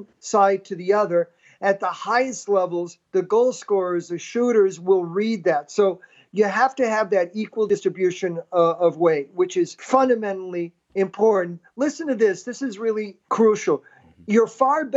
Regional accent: Hartford, Connecticut, United States; I was born in Hartford, Connecticut, and we had a park called Colts Park. My dad would take me down there

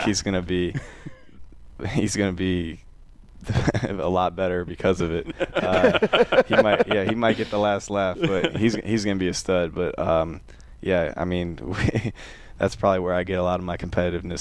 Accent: Glen Ellyn, Illinois, United States; moved away; I'm from a suburb of Chicago about 30 minutes west called Glen Ellen

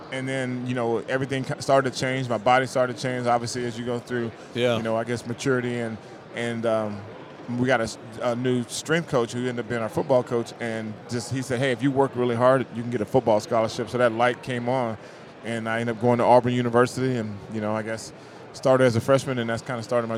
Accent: Frankfurt, Hesse, Germany; born there; also born or lived in El Paso, United States / Kentucky, United States / Alabama, United States; So I was born in Frankfurt, Germany. So I was born in Frankfurt. We lived there 2 years. Moved to El Paso, Texas for 3 years, back to Germany for 3 years, Fort Knox, Kentucky for 3 years

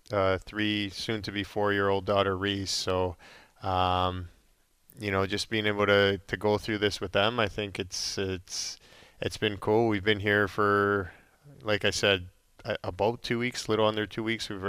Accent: Calgary, Alberta, Canada; yeah, I mean, just growing up in Calgary, basically, uh, I grew up there. Uh, I was there for 15 years and got to know the community really well.

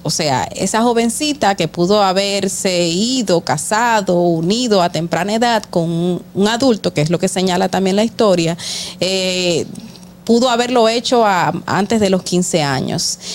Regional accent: Dominican Republic

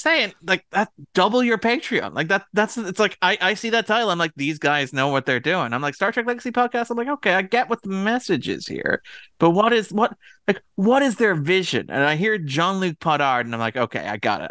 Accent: Ireland; I'm Irish

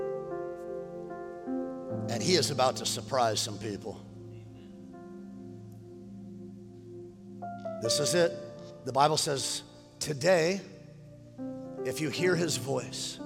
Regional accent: Westlake Village, California, United States; also born or lived in Oxnard, California; I was raised in Westlake Village

